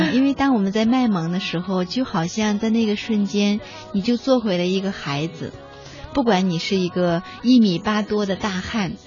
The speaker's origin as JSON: {"language": "Chinese", "country": "China", "said": "因为我们中国人不喜欢脆弱呀"}